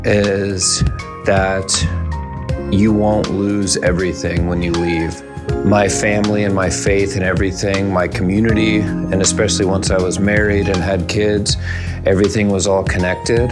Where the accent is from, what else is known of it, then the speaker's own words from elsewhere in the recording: Columbus, Ohio, United States; I'm from Columbus, Ohio